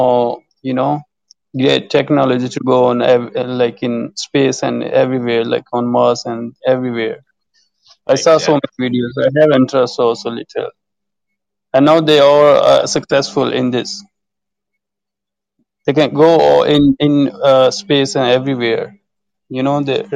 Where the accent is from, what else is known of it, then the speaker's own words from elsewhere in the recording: Pakistan; English is a second language; I'm from Pakistan